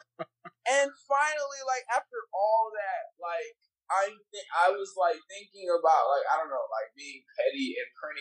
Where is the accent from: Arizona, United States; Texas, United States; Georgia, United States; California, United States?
Texas, United States; Rosenberg; now in Houston, United States; I grew up in Rosenberg